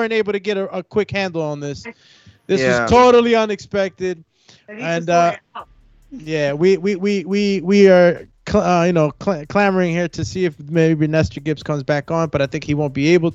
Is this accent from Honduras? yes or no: yes; Honduras; I'm from Honduras, Central America